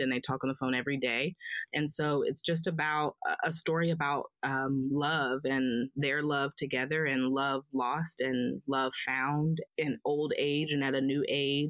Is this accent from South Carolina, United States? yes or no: yes; Columbia, South Carolina, United States; moved away as an adult; also born or lived in Spartanburg, South Carolina; I'm from Columbia.